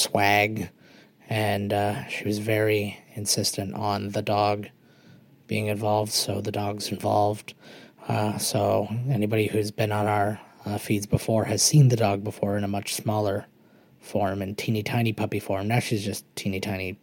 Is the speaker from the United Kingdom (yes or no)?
no; Canada; I'm Canadian